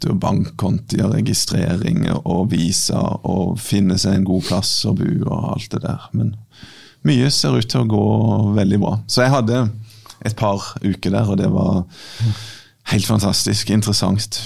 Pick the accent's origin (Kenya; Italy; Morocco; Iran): Kenya; jeg er fra Kenya